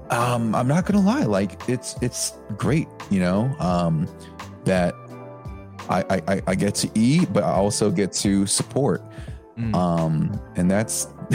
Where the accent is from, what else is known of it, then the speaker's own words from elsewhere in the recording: the Bay Area, California, United States; I'm from the Bay